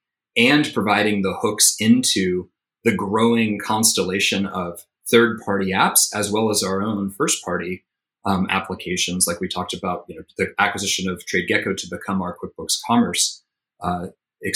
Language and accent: English; Tennessee, United States; moved away; So I'm originally from Tennessee.